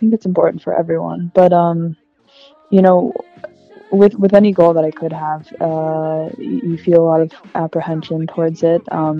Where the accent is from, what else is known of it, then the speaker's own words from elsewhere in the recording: Minnesota, United States; And I am originally from Minnesota, but I've been in the great state of North Carolina since 2005.